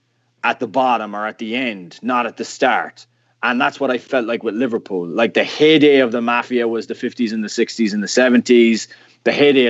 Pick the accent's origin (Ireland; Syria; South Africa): Ireland; moved away as an adult; now in United States; being 8 years of age and being Irish and living in Ireland and having qualified for our first World Cup, I grew up in a family that was a Gaelic football family.